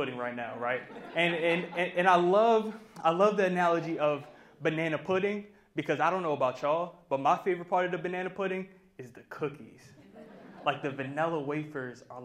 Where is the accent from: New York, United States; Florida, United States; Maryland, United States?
Maryland, United States; Baltimore; I was born and raised in Baltimore, specifically Baltimore County.